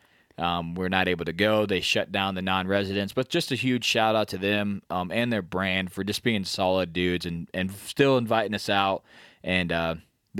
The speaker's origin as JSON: {"language": "English", "region": "Midwest", "country": "United States", "said": "We're from the Midwest"}